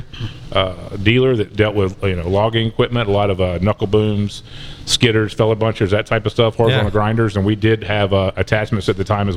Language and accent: English; Georgia, United States; I'm from Georgia